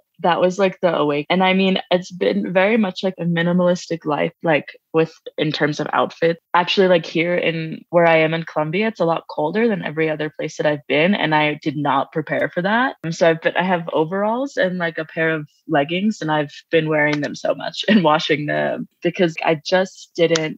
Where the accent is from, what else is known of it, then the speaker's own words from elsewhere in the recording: Long Island, New York, United States; moved away as an adult; also born or lived in New Orleans; I grew up on Long Island